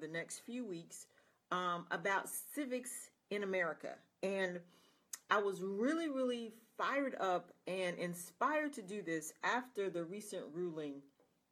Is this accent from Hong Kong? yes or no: no; United States